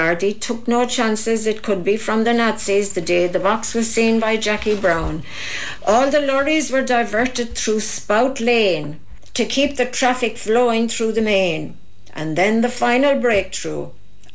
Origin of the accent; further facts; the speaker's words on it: Castleisland, Munster, Ireland; I'm from Castle Island, Limerick Road, the Great Limerick Road